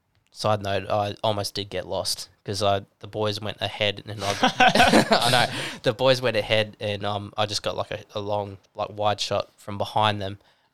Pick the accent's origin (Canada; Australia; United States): Australia; Newcastle, New South Wales; I flew down to Sydney, met up with the boys there again because we're from Newcastle.